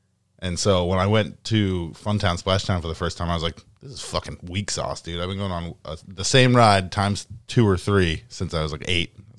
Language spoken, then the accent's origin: English; Haverhill, Massachusetts, United States; So, like, Haverhill's 15 minutes away from Salem, New Hampshire. And so I grew up right near Canobie Lake.